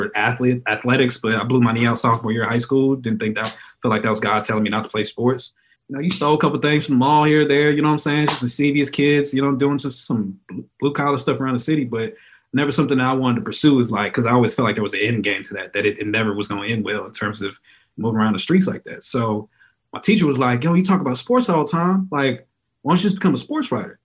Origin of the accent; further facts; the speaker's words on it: Texas, United States; growing up in Texas